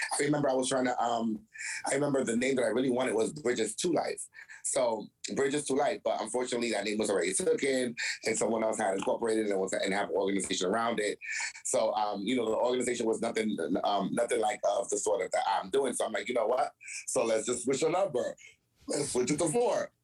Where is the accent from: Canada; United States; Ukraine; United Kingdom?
United States; New York City, New York; moved away as an adult; also born or lived in Tarrytown, New York / Yonkers, New York; now in New Jersey, United States; I'm from New York, born in Tarrytown, raised in Brooklyn, lived the rest of my life in Yonkers, decided to move back to Brooklyn